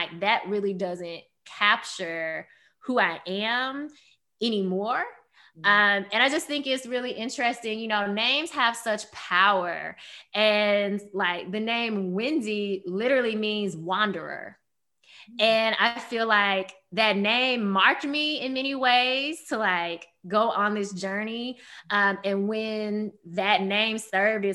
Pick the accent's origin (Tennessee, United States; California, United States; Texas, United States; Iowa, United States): Tennessee, United States; Memphis; moved away as an adult; also born or lived in Maryland; growing up in Memphis, a very Black and white city